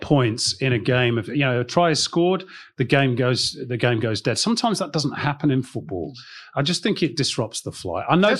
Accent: Ireland; Oh, that, spoken as an Irish woman.

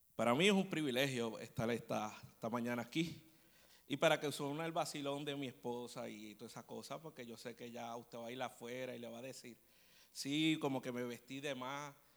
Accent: Puerto Rico; somos los boricuas

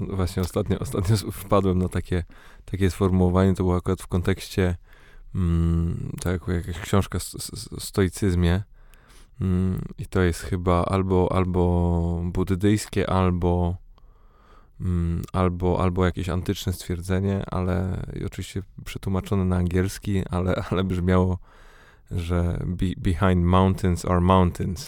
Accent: Poznań, Greater Poland, Poland; now in Warsaw, Poland; urodziłem się w Poznaniu, mieszkam w Warszawie

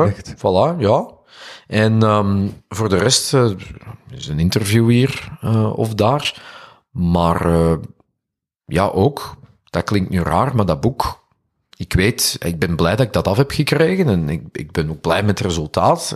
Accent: Duffel, Flanders, Belgium; Ik ben van Duffel. Ah, ik weet, ik ben hier ver van huis, dus ik versta dat ik ook gewoon een Antwerpenaar ben hier

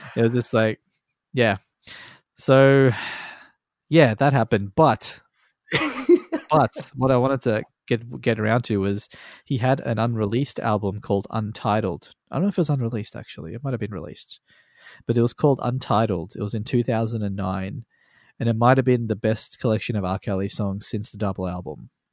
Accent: Australia; born or raised there

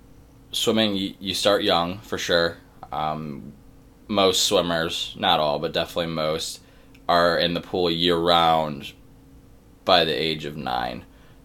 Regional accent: Cleveland, Ohio, United States; moved away as an adult; now in Pittsburgh, United States; I am from Cleveland, Ohio.

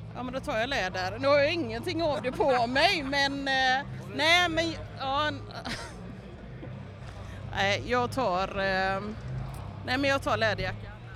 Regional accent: Partille, Västra Götaland, Sweden; also born or lived in Gothenburg; Då får jag säga Partille

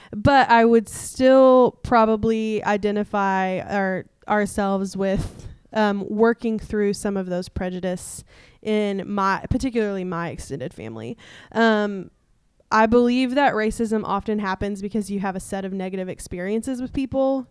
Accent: East Tennessee, United States; moved away; I am from East Tennessee, which is s, six hours away from where we were living

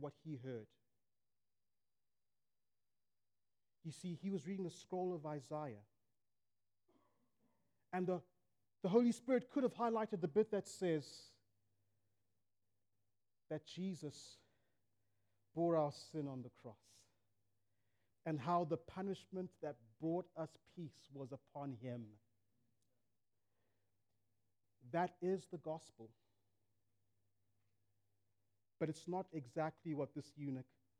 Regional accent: Zimbabwe; my homeland, Zimbabwe

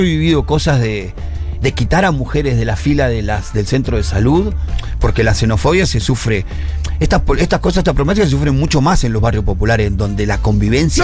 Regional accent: Argentina; Y los hijos de bolivianos son tan argentinos como yo

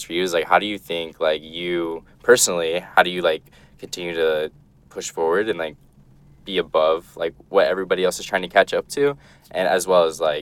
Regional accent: Midwest, United States; I grew up in the Midwest

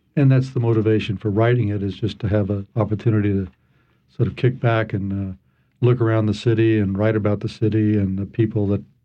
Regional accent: Atlanta, Georgia, United States; also born or lived in Massachusetts / New York City, New York / eastern Kentucky; now in New Orleans, United States; I grew up in Atlanta

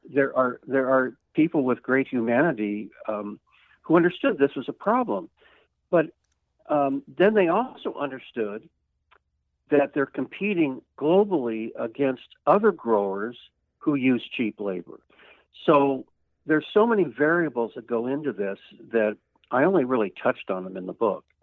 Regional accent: California, United States; I grew up in California

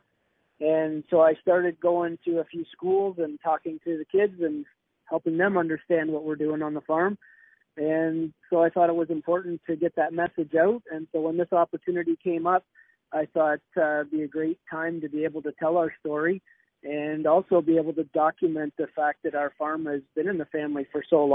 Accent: Wheatley, Ontario, Canada; we're proud Canadian farmers

